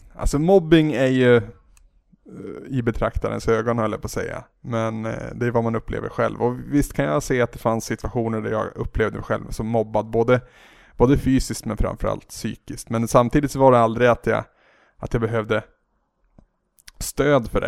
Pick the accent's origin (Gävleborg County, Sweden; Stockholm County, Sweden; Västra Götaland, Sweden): Gävleborg County, Sweden; Henninge; also born or lived in Bollnäs / Holmsveden; i en ännu mindre by som heter Henninge. Så där är jag uppvuxen eh, upp till att jag var 15, skulle fylla 16.